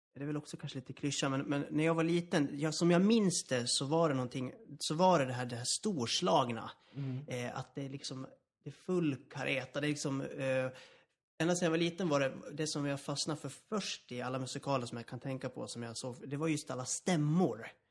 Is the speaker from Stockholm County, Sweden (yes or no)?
no; Borlänge, Dalarna County, Sweden; moved away; also born or lived in Gothenburg; jag kommer ursprungligen från Dalarna, från Borlänge